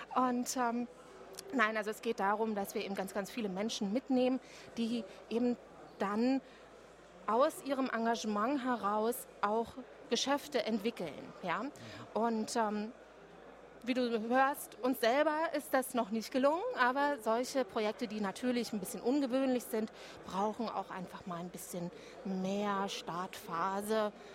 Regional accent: Berlin, Germany; als Berlinerin

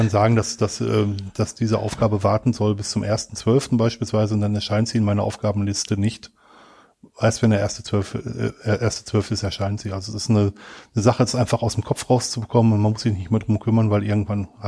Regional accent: Germany; now in Switzerland; Ich bin ähm, Deutscher, der in die Schweiz ausgewandert ist.

